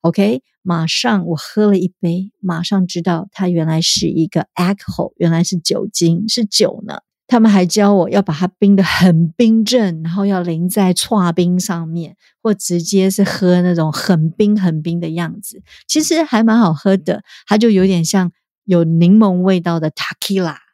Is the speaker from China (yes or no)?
no; Taiwan; 我们台湾人